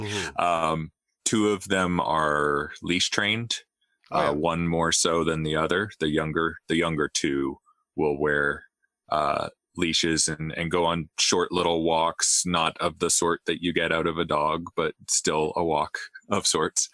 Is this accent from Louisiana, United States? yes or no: yes; Louisiana, United States; I grew up in in Louisiana, which is South Gulf Coast, humid, hot.